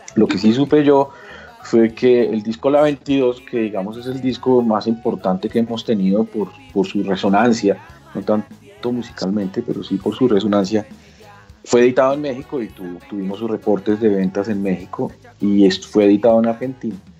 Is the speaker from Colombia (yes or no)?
yes; Colombia; al reconocernos como colombianos